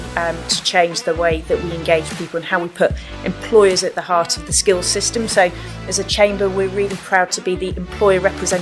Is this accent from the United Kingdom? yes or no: yes; Yorkshire and the Humber, United Kingdom; I was born in Yorkshire with a bit of a bang, so very proud of my Yorkshire roots.